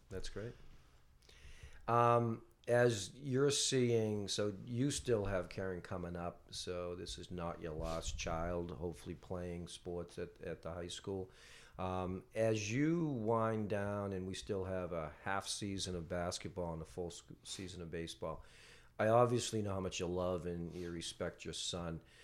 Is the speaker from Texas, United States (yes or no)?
no; North Andover, Massachusetts, United States; I was from North Andover